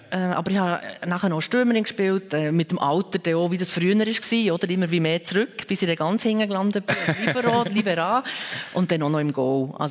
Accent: Bern, Switzerland; ich bin in der Stadt Bern aufgewachsen, also im Weißloch zum Beispiel, bin ich oft anzutreffen

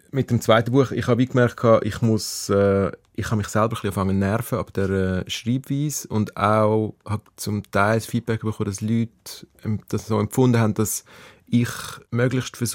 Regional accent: Aargau, Switzerland; now in Zürich, Switzerland; Ich bin im Aargau aufgewachsen, an der Grenze zu Zürich.

